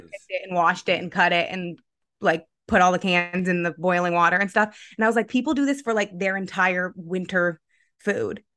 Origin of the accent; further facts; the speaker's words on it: Vermont, United States; also born or lived in Pennsylvania; I hail from Vermont. I grew up in Vermont